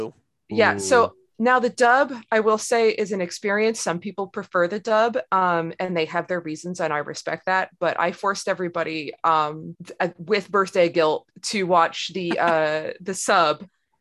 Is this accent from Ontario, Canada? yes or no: yes; Ontario, Canada; actually both … and this guest is we're both from Ontario